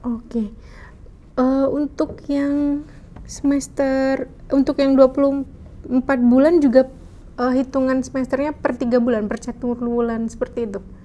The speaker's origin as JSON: {"language": "Indonesian", "country": "Indonesia", "said": "kita dari Indonesia"}